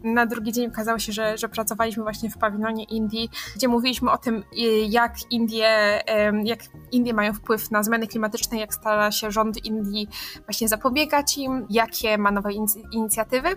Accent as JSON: {"language": "Polish", "town": "Katowice", "region": "Silesian Voivodeship", "country": "Poland", "said": "jestem z Katowic"}